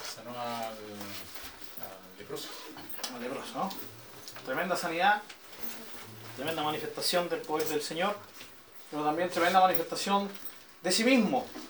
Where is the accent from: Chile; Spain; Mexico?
Chile; nosotros somos todos chilenos y aunque no fuéramos chilenos estamos viviendo en Chile